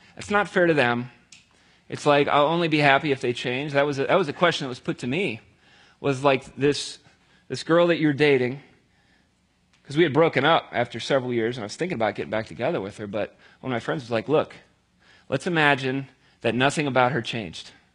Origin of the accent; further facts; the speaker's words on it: near Cincinnati, Ohio, United States; I grew up down near Cincinnati